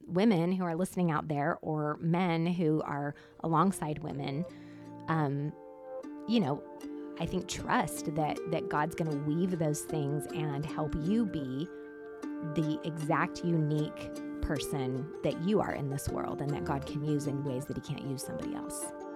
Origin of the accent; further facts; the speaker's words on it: Southern California, United States; moved away as an adult; I was born in a little town in Southern California where once you grew up, your goal was to leave.